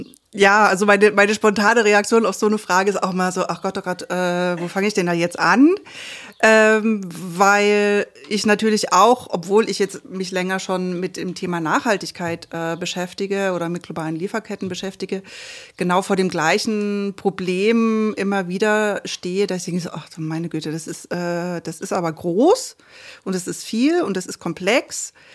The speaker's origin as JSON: {"language": "German", "town": "Görlitz", "region": "Saxony", "country": "Germany", "tie": "born or raised there", "moved": "as an adult", "lives_now": "Leipzig, Germany", "said": "in meiner Heimatstadt Görlitz"}